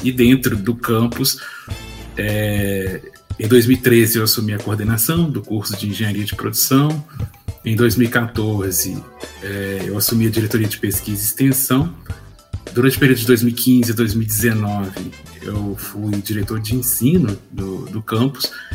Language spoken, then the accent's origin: Portuguese; Ouro Preto, Minas Gerais, Brazil; eu sou natural de Ouro Preto